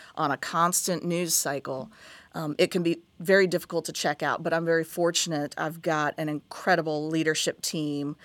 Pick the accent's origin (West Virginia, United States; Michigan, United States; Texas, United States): West Virginia, United States; Huntington; moved away as an adult; also born or lived in Kentucky / Hampton Roads, Virginia; now in Tampa, United States; I grew up in Huntington, West Virginia